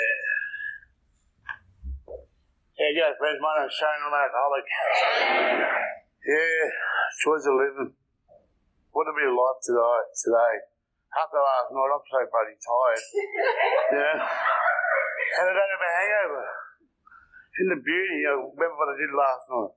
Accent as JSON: {"language": "English", "town": "Sydney", "region": "New South Wales", "country": "Australia", "also_born_or_lived": "Brisbane / Adelaide", "moved": "yes", "said": "I'm originally from Sydney"}